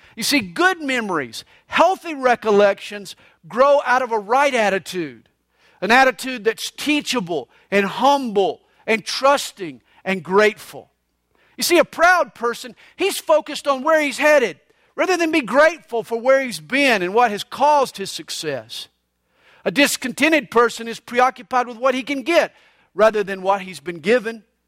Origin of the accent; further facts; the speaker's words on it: Atlanta, Georgia, United States; I grew up right there on Flat Shoals Road in Gresham Park